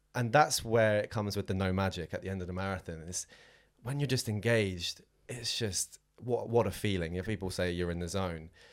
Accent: Southampton, South East England, United Kingdom; moved away; I am from Southampton originally, down on the south coast

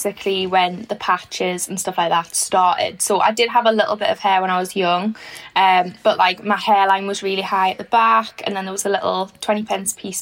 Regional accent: Newcastle upon Tyne, North East England, United Kingdom; I'm originally from Fenham

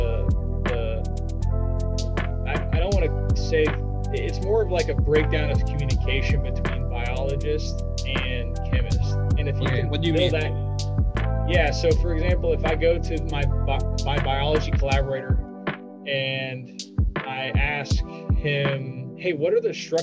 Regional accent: Indiana, United States; I'm from Indiana

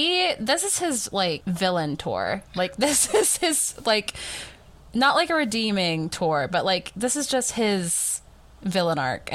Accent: the South, United States; I just, as a Southerner

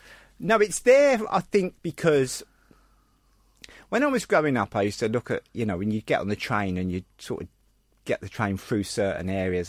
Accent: London, United Kingdom; I was born in Bethnal Green.

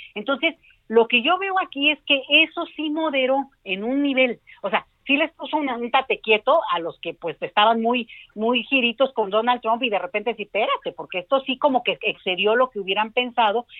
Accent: Mexico; a nosotros como mexicanos

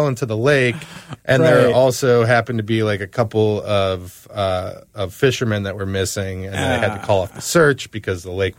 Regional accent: Cleveland, Ohio, United States; You know, Cleveland, notoriously, I speak just, that's where I'm from.

